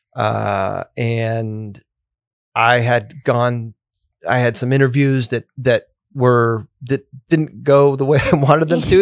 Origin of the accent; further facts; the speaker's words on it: New Hampshire, United States; moved away as an adult; also born or lived in Ventura, California; now in Rhode Island, United States; originally from, grew up in New Hampshire